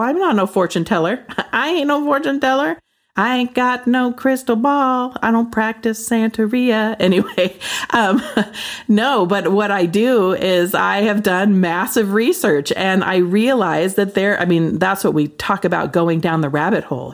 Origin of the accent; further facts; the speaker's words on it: Pacific Northwest, United States; I grew up in the Pacific Northwest